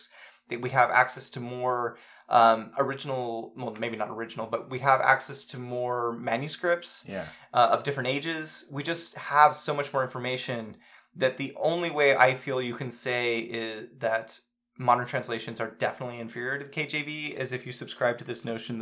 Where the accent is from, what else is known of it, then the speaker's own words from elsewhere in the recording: United States; We're American